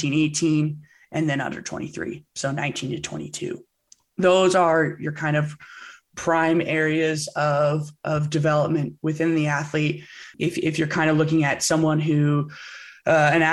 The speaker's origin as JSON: {"language": "English", "area": "Bay Area", "region": "California", "country": "United States", "tie": "born or raised there", "said": "I grew up in the Bay Area, California."}